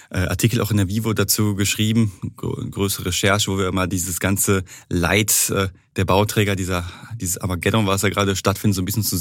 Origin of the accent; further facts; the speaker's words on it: North Rhine-Westphalia, Germany; wie man bei uns im Ruhrpott so schön sagt